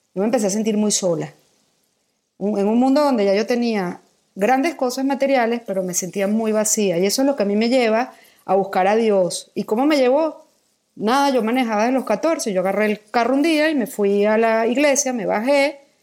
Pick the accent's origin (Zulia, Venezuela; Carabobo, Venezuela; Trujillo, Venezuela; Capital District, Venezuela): Capital District, Venezuela; Caracas; moved away as an adult; also born or lived in Philippines; now in Mexico; Yo nací en Caracas, Venezuela, cumplo este año 50